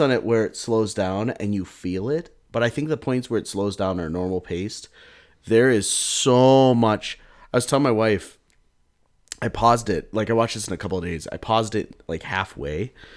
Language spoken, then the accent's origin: English; United States; I'm an American